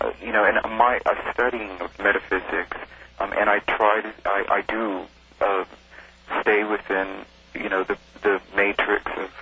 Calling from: California, United States; I'm calling from California.

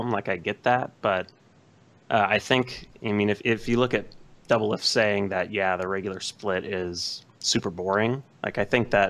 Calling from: Modesto, California, United States; Modesto, California.

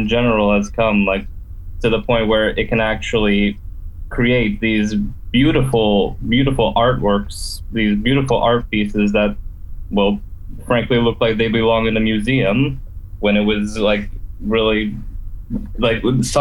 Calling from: Bosnia & Herzegovina; from Youth Tellers calling from Bosnia and Herzegovina

